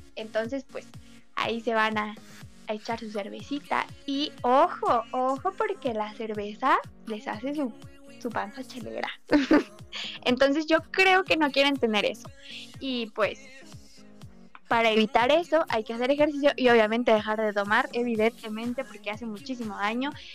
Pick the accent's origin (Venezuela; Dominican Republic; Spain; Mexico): Mexico; Soy mexicana